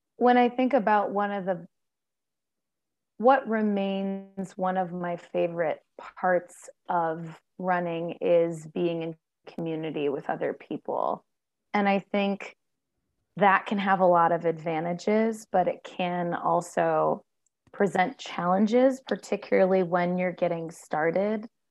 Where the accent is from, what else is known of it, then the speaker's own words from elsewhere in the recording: Ohio, United States; moved away as an adult; I grew up in Ohio, one place